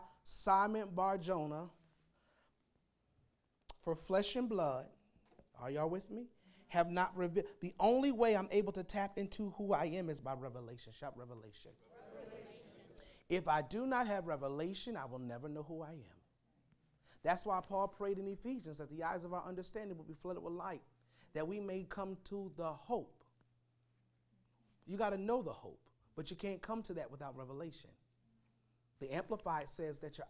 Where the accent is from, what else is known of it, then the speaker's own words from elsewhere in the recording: Pennsylvania, United States; moved away; My hometown back in Pennsylvania